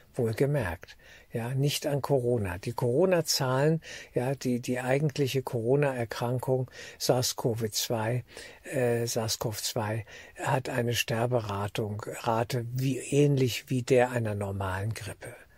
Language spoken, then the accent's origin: German; Germany; als Deutscher für Deutschland